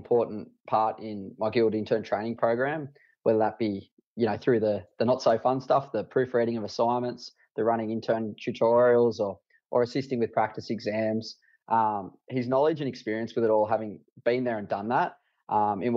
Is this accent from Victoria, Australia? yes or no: no; Dubbo, New South Wales, Australia; set up a satellite men's health clinic out of my hometown at Dubbo